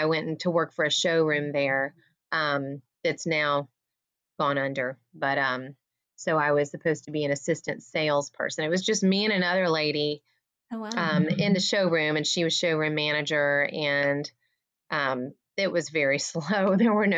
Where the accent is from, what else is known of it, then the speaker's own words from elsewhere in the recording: Atlanta, Georgia, United States; now in Savannah, United States; I was born in Atlanta and currently live in Savannah